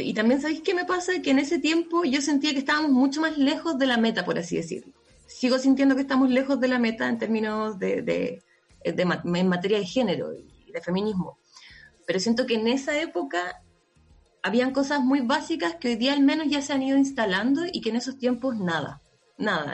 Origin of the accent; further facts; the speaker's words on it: La Serena, Coquimbo, Chile; moved away; cuando era chica, vivía en La Serena y pasaba harto en la playa